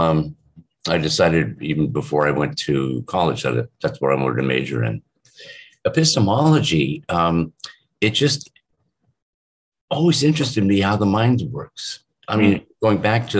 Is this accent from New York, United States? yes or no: no; Shaker Heights, Ohio, United States; I grew up in outside Cleveland, Ohio, suburb on the east side called Shaker Heights